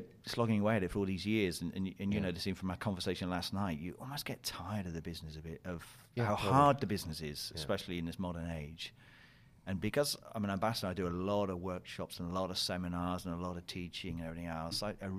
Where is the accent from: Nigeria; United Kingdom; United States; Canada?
United Kingdom; South West England; I'm from Cornhole. Yeah, I'm from that Cornhole, yeah. Even though I don't have the accent.